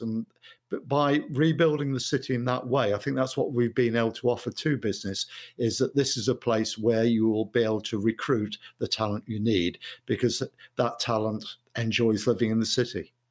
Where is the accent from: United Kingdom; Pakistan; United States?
United Kingdom; Mansfield, East Midlands; moved away as an adult; also born or lived in Sutton-in-Ashfield / Coventry; now in Manchester, United Kingdom; I was born in Mansfield. I lived there in Mansfield, Sutton, in Ashford, Kirk, in Ashfield till I was eighteen.